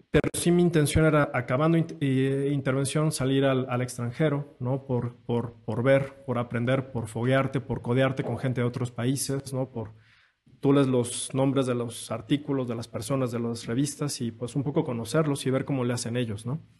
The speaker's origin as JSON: {"language": "Spanish", "region": "Querétaro", "country": "Mexico", "said": "Yo tuve un maestro en Querétaro, de donde soy, que me marcó mucho, que fue realmente el que llevó la angioplastia a, mi ciudad, a Querétaro."}